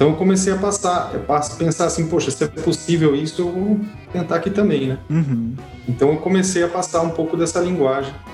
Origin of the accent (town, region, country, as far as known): Brazil; moved away as an adult